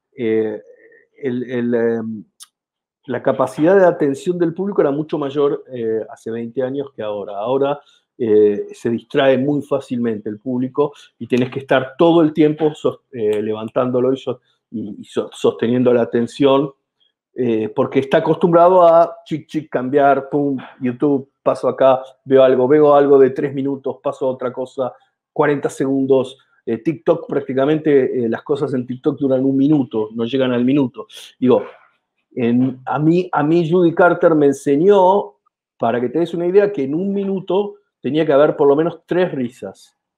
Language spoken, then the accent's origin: Spanish; Argentina; accent: Argentine; viajar a Chile con mi acento, es evidente que soy argentino